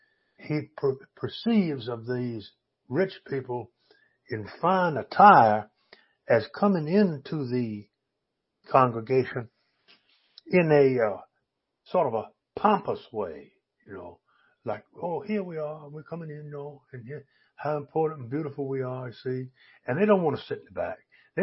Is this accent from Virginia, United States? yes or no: yes; Virginia, United States; I grew up in Tidewater, Virginia, around some churches, you know, started out in 1640, way back down there.